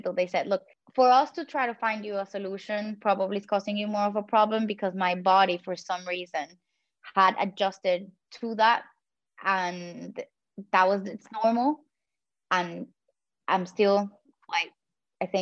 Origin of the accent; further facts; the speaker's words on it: Puerto Rico; first language Spanish; English is a second language; I come from the Caribbean